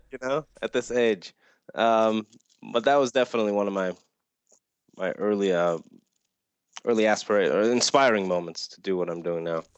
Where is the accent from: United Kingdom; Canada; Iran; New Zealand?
Iran; moved away; I grew up in Iran